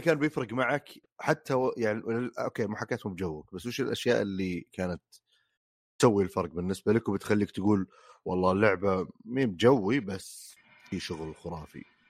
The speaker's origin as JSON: {"language": "Arabic", "town": "Riyadh", "region": "Riyadh Province", "country": "Saudi Arabia", "said": "اللي عندنا بالسعوديه بالرياض تحديدا"}